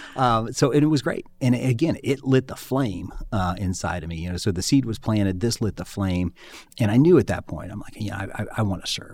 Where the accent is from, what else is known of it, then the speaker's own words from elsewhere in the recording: Springfield, Ohio, United States; I had, I had grown up in, in Clark County.